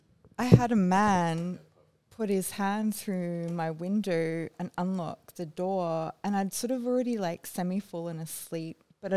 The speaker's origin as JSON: {"language": "English", "town": "Brisbane", "region": "Queensland", "country": "Australia", "tie": "born or raised there", "also_born_or_lived": "Groote Eylandt", "said": "Sort of in another suburb, just up the way, more middle class suburb."}